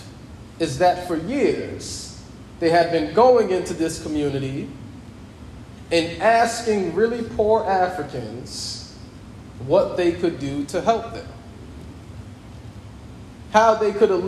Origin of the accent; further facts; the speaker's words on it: United States; myself as an American citizen, my passport, my tax dollars